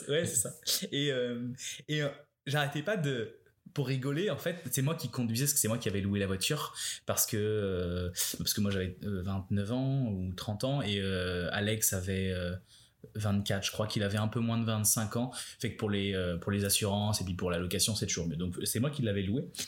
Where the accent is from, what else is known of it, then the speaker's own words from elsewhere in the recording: France; now in Montreal, Canada; en tant que Français